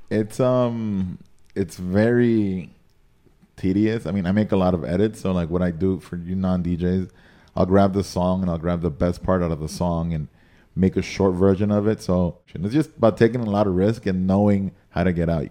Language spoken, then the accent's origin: English; Nicaragua; moved away as an adult; also born or lived in San Antonio, Texas; now in Miami, United States; I was raised by my mom in Nicaragua, and my dad lived here. So growing up, I spent most of my time in Nicaragua